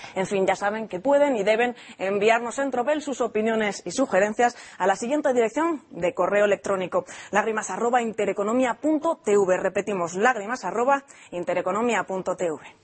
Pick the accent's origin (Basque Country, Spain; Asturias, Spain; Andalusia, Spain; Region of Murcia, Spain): Asturias, Spain; Desde mi tierra, pero desde Gijón